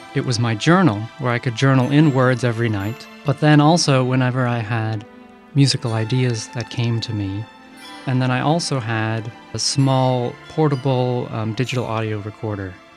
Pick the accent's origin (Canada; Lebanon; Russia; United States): United States; Massachusetts; moved away as an adult; I grew up in Massachusetts